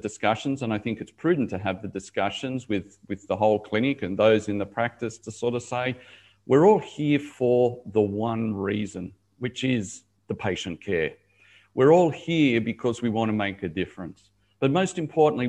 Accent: Sydney, New South Wales, Australia; moved away as an adult; also born or lived in Dubai / Middle East / Asia; now in Gold Coast, Australia; Originally, I was from Sydney, Dubai, 12 years. Now I'm back in Australia, living on the Gold Coast

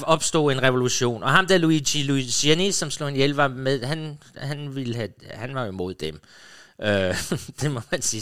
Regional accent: Funen, Southern Denmark, Denmark; Jeg kommer jo fra Fyn, hvor vi så tysk tv

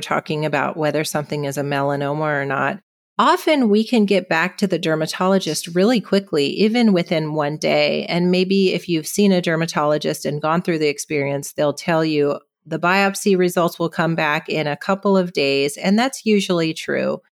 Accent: California, United States; also born or lived in Seattle, Washington / Boston, Massachusetts / San Francisco, California; now in San Luis Obispo, United States; I was born on the West Coast in Seattle and I grew up in California

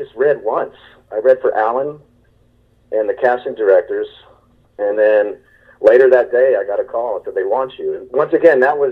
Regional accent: Texas, United States; I'm from Texas

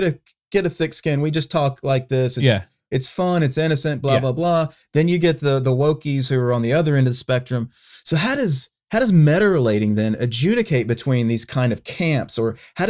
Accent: the South, United States; For me, I'm a Southerner.

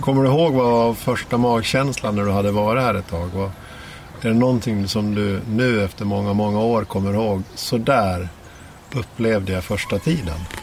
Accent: Dalarna County, Sweden; i Dalarna där jag kommer ifrån

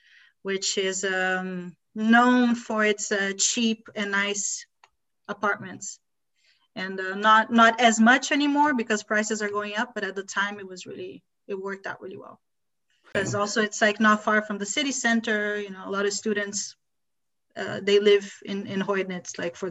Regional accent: Brazil; born there; first language Portuguese; also born or lived in United States; I was born in Brazil. I lived in the US for a really long time before I moved to the US. But I speak Portuguese at a native level still.

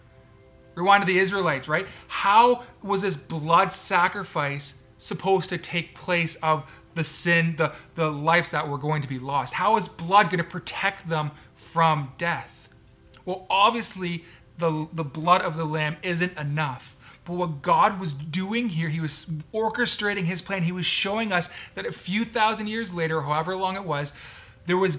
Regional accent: Canada; I was born in Canada

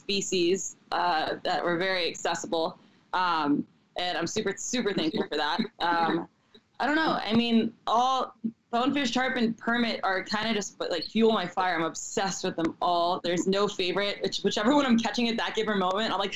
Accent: South Florida, United States; I grew up in South Florida

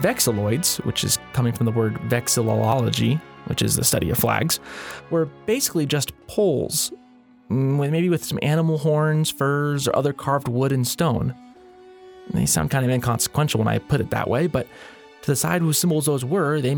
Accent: United States; I can speak as an American, as the American people

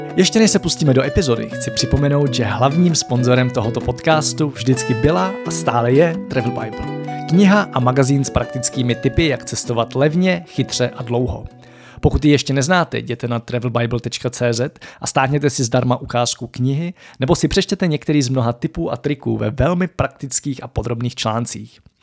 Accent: Czechia; my tady jako Češi

